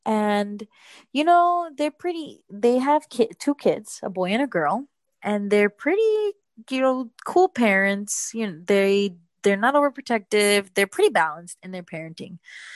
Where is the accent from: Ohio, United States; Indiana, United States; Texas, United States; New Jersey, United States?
New Jersey, United States; born there; So I was born in New Jersey.